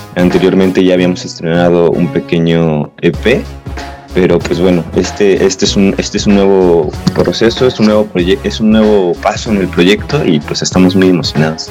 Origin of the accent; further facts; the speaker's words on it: Toluca, State of Mexico, Mexico; Somos de aquí de Toluca